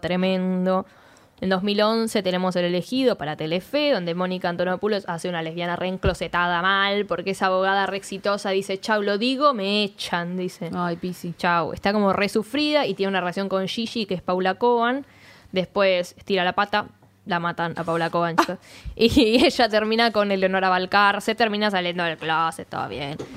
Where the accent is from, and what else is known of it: Argentina